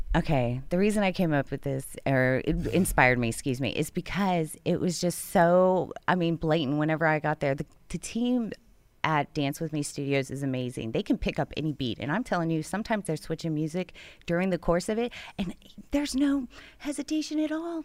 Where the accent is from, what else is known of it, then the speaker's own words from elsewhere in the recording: Houston, Texas, United States; moved away as an adult; now in Conroe, United States; I'm from Houston.